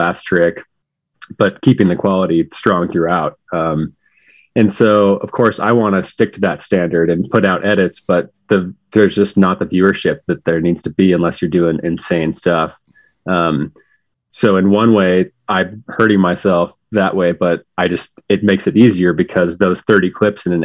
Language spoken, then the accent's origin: English; Pocatello, Idaho, United States; also born or lived in Salt Lake City, Utah; I am from Pocatello, Idaho. Grew up here